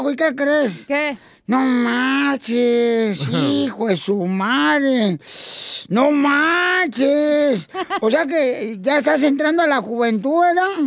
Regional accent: Honduras; now in United States; Soy de Honduras.

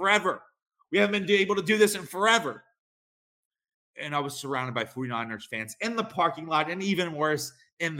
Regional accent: Philadelphia, Pennsylvania, United States; I'm from Philadelphia

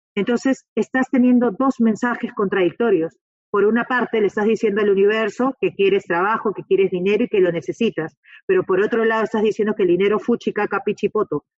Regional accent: Peru; yo soy peruana

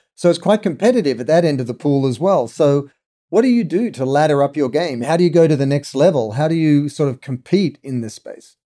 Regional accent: Sydney, New South Wales, Australia; when I was really young in Australia, growing up in Sydney

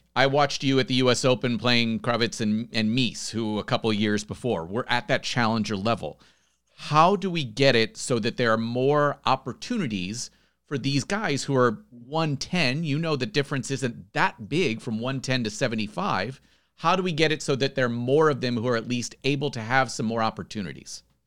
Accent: United States; as an American

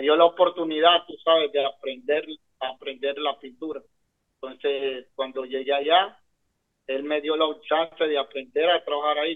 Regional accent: San Pedro Sula, Cortés, Honduras; moved away as an adult; now in Sarasota, United States; Soy hondureño nací en San Pedro Sula

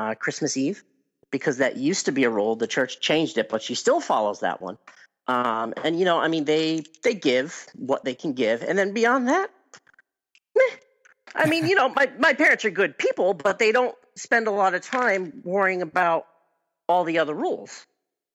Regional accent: New England, United States; I grew up in New England

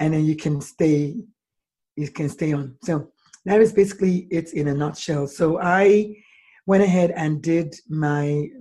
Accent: Nigeria; moved away as an adult; now in United States; I was born in Nigeria, and I American nationalized. I went to medical school in Nigeria

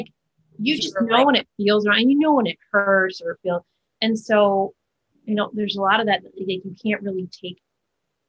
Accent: Chicago, Illinois, United States; moved away; growing up in the Chicago theater community

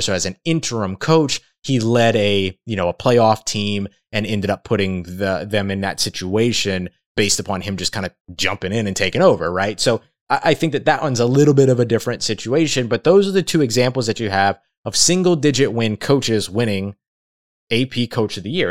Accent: Louisiana, United States; I have Louisiana ties and I'm from Louisiana

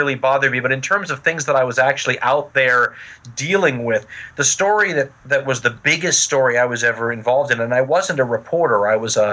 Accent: Los Angeles, California, United States; born or raised there

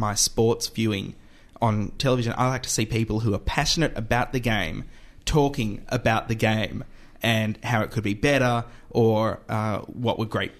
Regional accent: Melbourne, Victoria, Australia; I was born in Melbourne

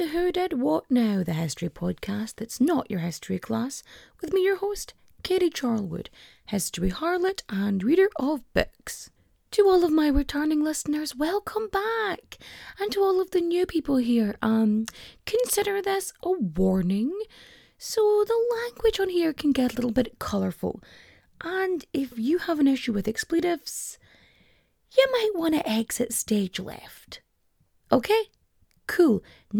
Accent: Ulster, Ireland; Like, I'm from Donegal. I have lived in Donegal the majority of my life. I grew up here. I speak Irish, poorly, but I speak it.

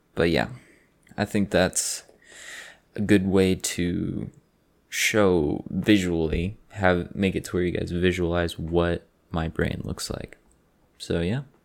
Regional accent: Austin, Texas, United States; I'm sixteen years old, and I'm from Austin, Texas

